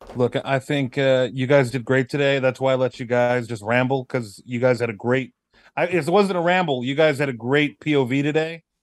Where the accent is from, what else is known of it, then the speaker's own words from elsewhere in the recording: California, United States; moved away; I'm originally from California